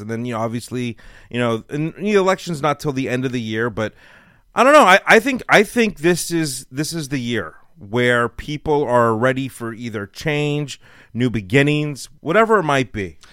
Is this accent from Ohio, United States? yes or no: no; Los Angeles, California, United States; moved away as an adult; now in Texas, United States; I lived in L A my whole life.